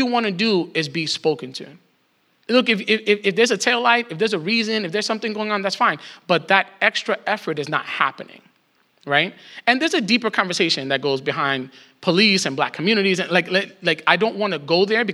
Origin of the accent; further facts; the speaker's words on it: New York, United States; as a New Yorker